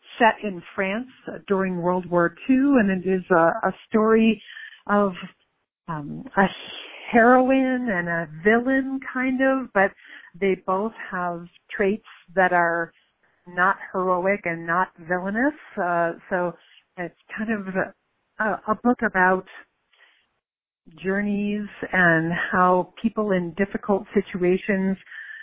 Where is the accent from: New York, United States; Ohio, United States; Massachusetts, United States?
New York, United States; Buffalo; moved away; my hometown in Buffalo, New York, where I grew up in my teen years